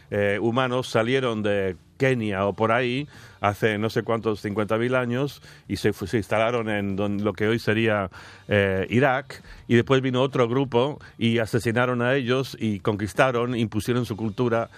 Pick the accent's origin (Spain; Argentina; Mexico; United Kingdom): United Kingdom; yo también ahora como británico